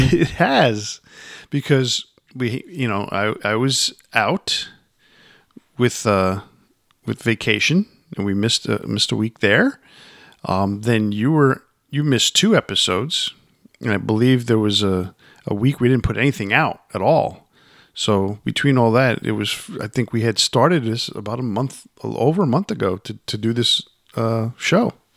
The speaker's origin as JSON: {"language": "English", "town": "Yonkers", "region": "New York", "country": "United States", "tie": "born or raised there", "said": "I grew up in Yonkers"}